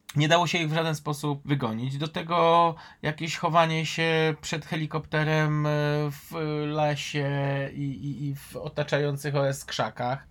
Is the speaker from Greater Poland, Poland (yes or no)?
no; Kraków, Lesser Poland, Poland; Ja jako Krakus